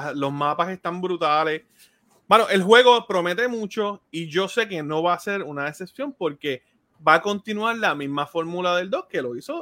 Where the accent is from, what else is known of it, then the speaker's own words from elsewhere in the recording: Puerto Rico; los colores de mi tierra.